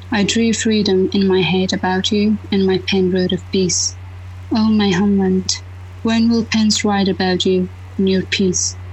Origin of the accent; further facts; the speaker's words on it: Afghanistan; English is a second language; moved away as an adult; So living in a, uh, my home country and then just left my home country and then go abroad. So it was completely odd for me. You know that always living as a woman in Afghanistan always is, it has their own challenges, right?